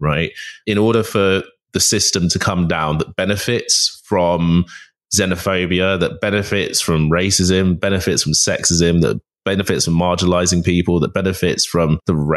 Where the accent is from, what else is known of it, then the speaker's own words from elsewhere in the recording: London, United Kingdom; I grew up in North London